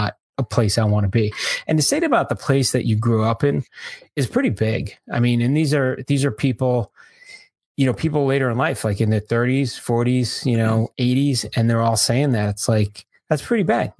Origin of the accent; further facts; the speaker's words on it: Florida, United States; I'm from Florida